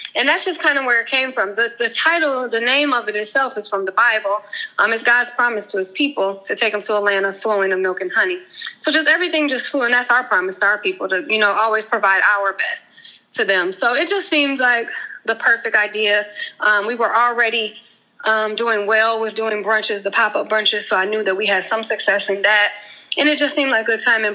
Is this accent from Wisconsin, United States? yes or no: yes; Milwaukee, Wisconsin, United States; moved away as an adult; also born or lived in Atlanta, Georgia / Maryland; I am from um, Milwaukee, Wisconsin. I was born and raised there. I Lived there for 30 years